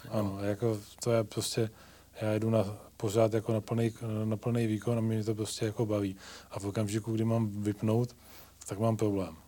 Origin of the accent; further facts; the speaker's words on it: Ivančice, South Moravian Region, Czechia; moved away as an adult; also born or lived in Prague; now in South Bohemia, Czechia; Já vlastně pocházím z, z Ivanči z Jižní Mojavy